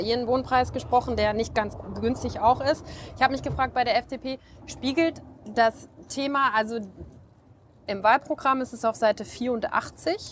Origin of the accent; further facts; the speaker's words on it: North Rhine-Westphalia, Germany; also born or lived in Bonn; ich komme aus NRW